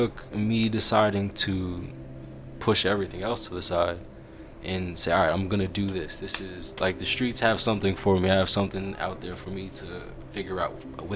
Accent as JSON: {"language": "English", "town": "Paterson", "region": "New Jersey", "country": "United States", "said": "I'm from Paterson. You know, like this is my environment."}